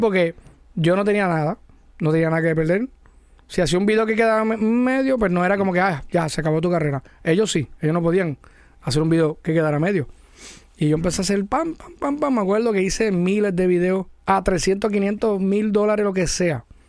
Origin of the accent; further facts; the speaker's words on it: Mayagüez, Puerto Rico; yo soy de Mayagüez. Yo no de la Metro